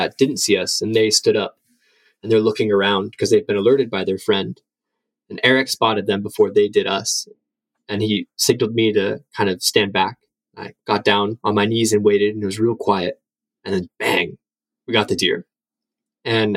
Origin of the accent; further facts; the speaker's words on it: Tennessee, United States; moved away as an adult; now in Hokkaido, Japan; I grew up in Tennessee near a military base.